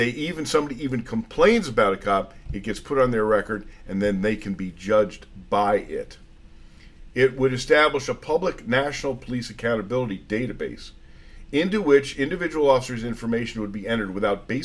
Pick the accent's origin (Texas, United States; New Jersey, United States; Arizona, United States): New Jersey, United States; New Jersey, my home state